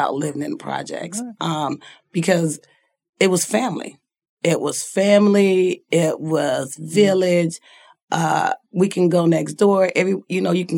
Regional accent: Chicago, Illinois, United States; now in Minneapolis, United States; I am from Chicago, Illinois. Okay. I was born and raised predominantly in South Side of Chicago

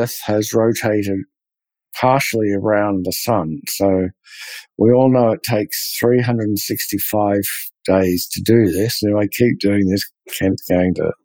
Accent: Australia; being Australian

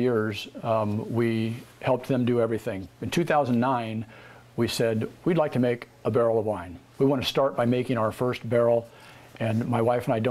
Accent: Albany, Oregon, United States; moved away as an adult; also born or lived in California; Born in Albany, Oregon. Born and raised there. Spent my first 20-some years there

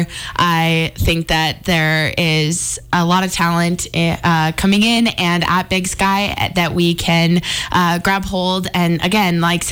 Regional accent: Billings, Montana, United States; also born or lived in Missoula; Growing up in Billings

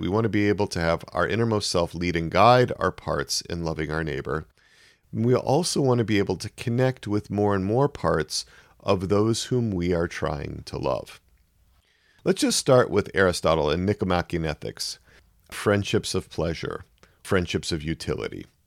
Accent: Wisconsin, United States; moved away; I grew up in Wisconsin.

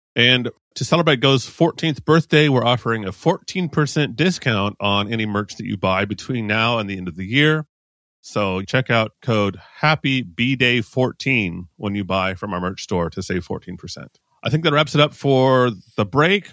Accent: United States; now in Mexico; an American living in Mexico

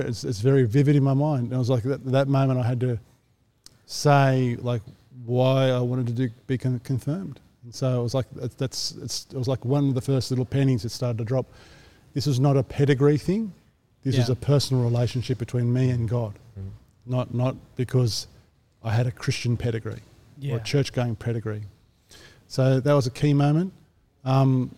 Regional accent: Sydney, New South Wales, Australia; I grew up in the northwest of Sydney

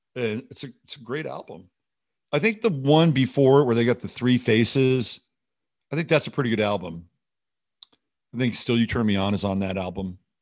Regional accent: United States; also born or lived in France; As an American, I spent most of my life here, all, in fact, all my life here

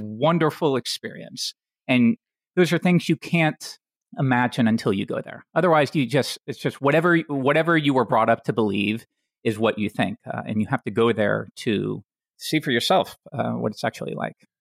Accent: Tennessee, United States; I grew up in Tennessee

